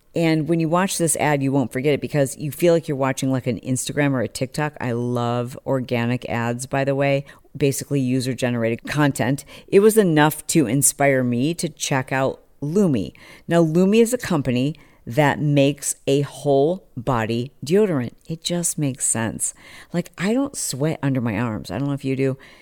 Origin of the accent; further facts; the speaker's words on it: Fowlerville, Michigan, United States; also born or lived in Detroit, Michigan; I was born in Detroit. We lived there for I don't know, like four years or something. And so when we were really young, we moved to a small country town called Fowlerville, Michigan